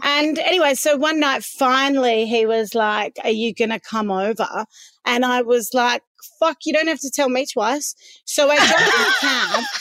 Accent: Perth, Western Australia, Australia; I grew up in Swanbourne

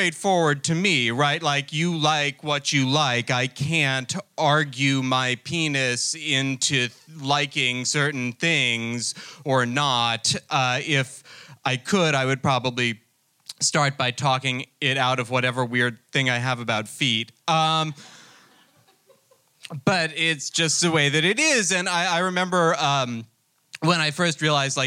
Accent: New Jersey, United States; I'm actually from New Jersey

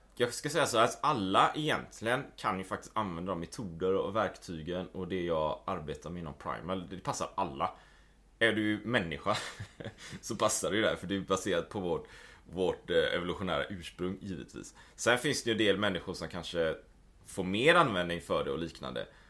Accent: Gothenburg, Västra Götaland, Sweden; moved away as an adult; also born or lived in Japan / Taiwan / New Zealand / Spain; Jag är ju född och uppvuxen i Göteborg.

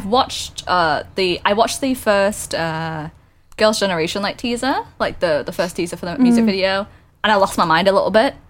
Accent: United Kingdom; I'm from the UK.

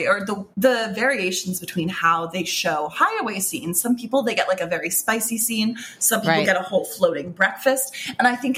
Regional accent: Boston, Massachusetts, United States; My hometown

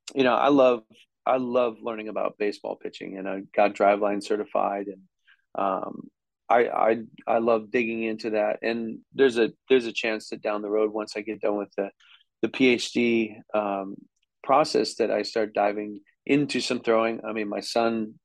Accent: Wisconsin, United States; I came from Wisconsin

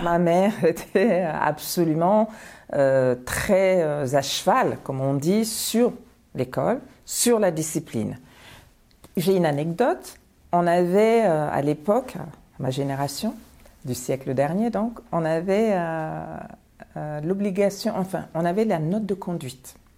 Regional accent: Paris, Île-de-France, France; born or raised there; also born or lived in Bamako, Mali

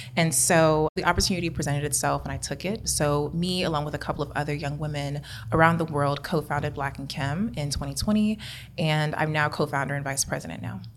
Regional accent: Kansas City, United States; moved away as an adult; also born or lived in Atlanta; I'm born and raised in Kansas City

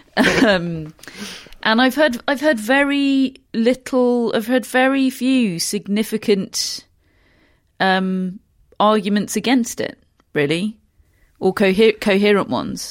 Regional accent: United Kingdom; being British

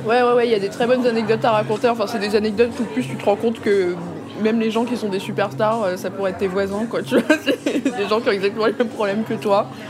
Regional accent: Vitry-sur-Seine, Île-de-France, France; also born or lived in Paris / Central African Republic / southern United States; J'ai grandi euh, à Paris, dans un premier temps. et après, j'ai déménagé à Vitry-sur-Seine, en banlieue

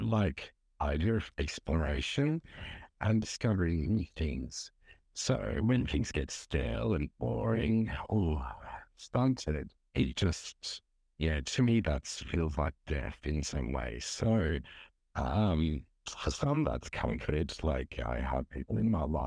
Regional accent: Turkey; now in Melbourne, Australia; I'm originally from Turkey, though I've been living in Melbourne for around 22 years now

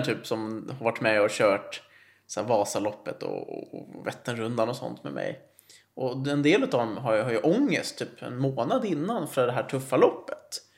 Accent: Nacka, Stockholm County, Sweden; now in Täby, Sweden; jag är uppvuxen i Nacka och sen flyttade jag till Täby 2010

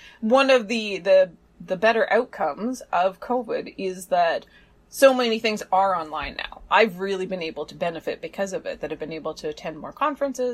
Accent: Canada; now in South Korea; I'm a Canadian living in South Korea, studying in a UK institution

